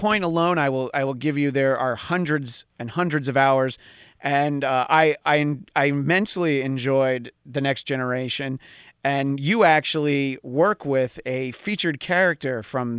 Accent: New York, United States; growing up in New York on WPIX.

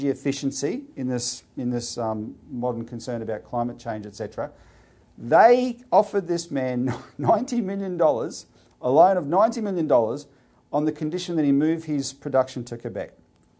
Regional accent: Childers, Queensland, Australia; I'm from Childers, which is just north of Harvey Bay

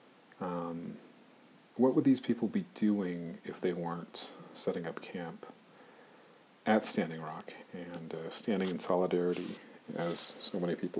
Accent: Arizona, United States; growing up in Arizona

